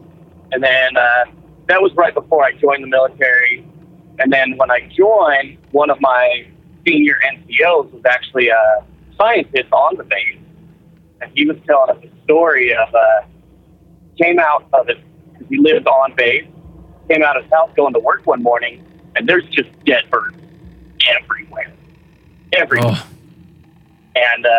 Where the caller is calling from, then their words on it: Las Vegas, Nevada, United States; I'm calling from Las Vegas, heading down to California currently.